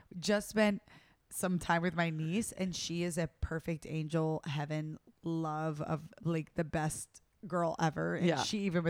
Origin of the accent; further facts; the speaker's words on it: the South, United States; I'm from the South, baby.